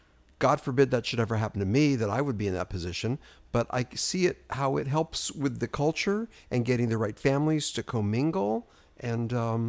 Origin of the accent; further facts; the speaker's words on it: New York, United States; now in Los Angeles, United States; So I'm from New York. We do it.